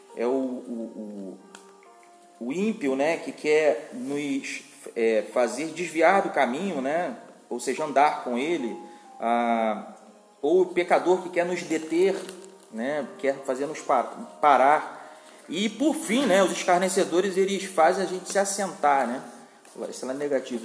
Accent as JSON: {"language": "Portuguese", "region": "Rio de Janeiro", "country": "Brazil", "moved": "yes", "said": "eu sou do Rio de Janeiro"}